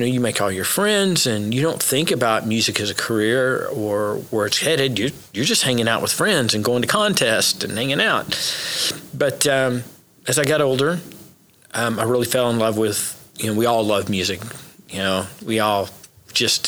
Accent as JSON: {"language": "English", "region": "Oklahoma", "country": "United States", "tie": "born or raised there", "also_born_or_lived": "Memphis, Tennessee", "said": "I was raised in Oklahoma"}